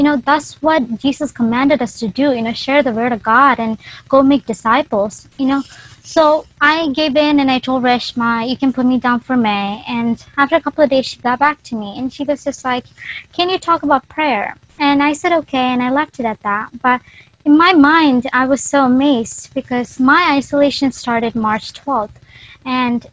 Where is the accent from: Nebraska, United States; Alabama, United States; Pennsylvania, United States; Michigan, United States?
Pennsylvania, United States; Philadelphia; I am from Philly.